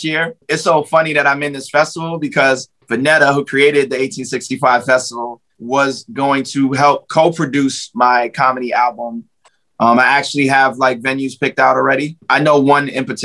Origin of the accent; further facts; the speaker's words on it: New York City, New York, United States; the three of us are from East New York